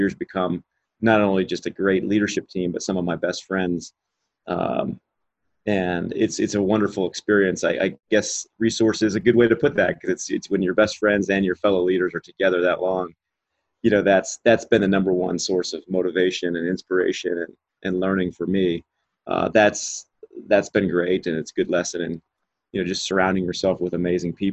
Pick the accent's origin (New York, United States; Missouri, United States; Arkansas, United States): Missouri, United States; Kansas City; where I grew up in Kansas City, which is right in the middle of the US